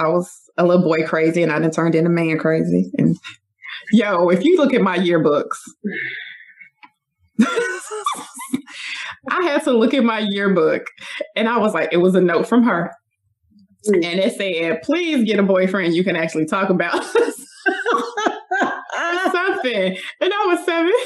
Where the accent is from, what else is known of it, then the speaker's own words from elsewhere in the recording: Chicago, Illinois, United States; I'm also from the West Side. West Side. Born and raised, love it